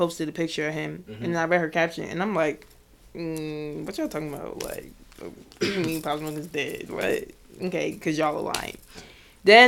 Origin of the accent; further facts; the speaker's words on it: New Jersey, United States; I'm from Jersey.